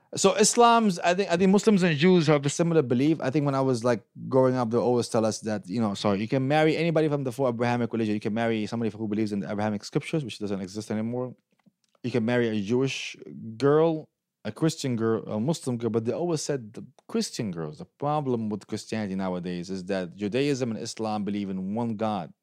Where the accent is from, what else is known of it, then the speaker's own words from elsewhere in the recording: Syria; also born or lived in Detroit, United States / Lansing, United States; now in United States; I'm from Syria, so I'm not from the Saudi, uh, area